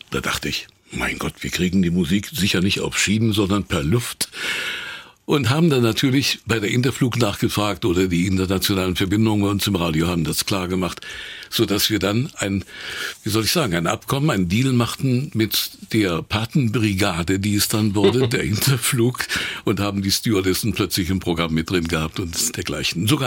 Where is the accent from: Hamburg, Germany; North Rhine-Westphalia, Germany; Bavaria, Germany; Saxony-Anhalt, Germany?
Saxony-Anhalt, Germany; Wernigerode; Ja, Schule Wernicke-Rode, dann habe ich natürlich äh, ein Betriebsjahr machen müssen, wie das damals so üblich war